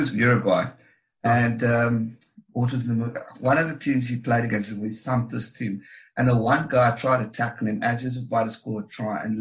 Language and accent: English; South Africa; As a South African